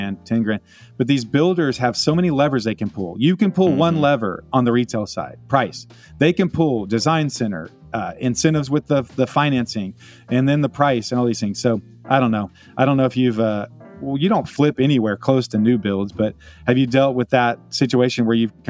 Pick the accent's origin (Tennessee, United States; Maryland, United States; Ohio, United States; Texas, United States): Texas, United States; Round Rock; also born or lived in Austin, Texas; now in Dallas-Fort Worth, United States; I grew up in Round Rock, Georgetown, just north of there